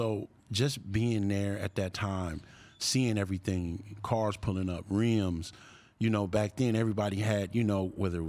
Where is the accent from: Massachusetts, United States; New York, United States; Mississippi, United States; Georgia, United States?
Mississippi, United States; born or raised there; also born or lived in Chicago, Illinois